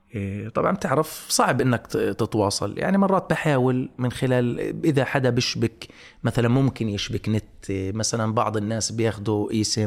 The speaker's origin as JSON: {"language": "Arabic", "town": "Gaza", "region": "Gaza Strip", "country": "Palestine", "tie": "born or raised there", "moved": "yes", "said": "انا ابن غزه"}